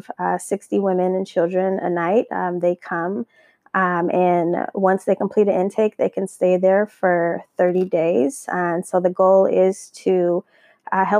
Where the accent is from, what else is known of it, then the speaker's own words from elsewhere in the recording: Minneapolis, Minnesota, United States; moved away as an adult; now in Southern California, United States; I relocated about 10 years ago or 8 years ago from Minneapolis, Minnesota